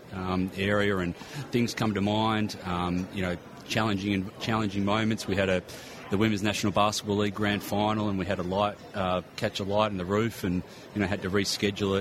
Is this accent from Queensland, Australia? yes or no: no; Sydney, New South Wales, Australia; I grew up in Sydney